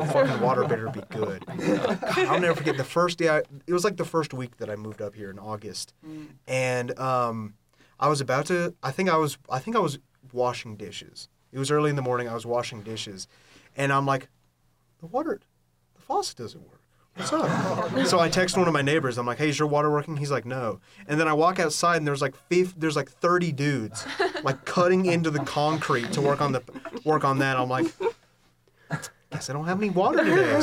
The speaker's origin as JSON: {"language": "English", "town": "Lenoir", "region": "North Carolina", "country": "United States", "moved": "as an adult", "lives_now": "Boone, United States", "said": "I'm originally from Lenoir."}